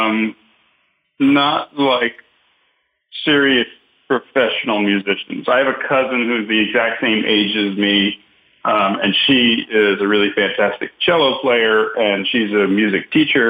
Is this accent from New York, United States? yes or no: yes; Long Island, New York, United States; moved away as an adult; growing up in New York on Long Island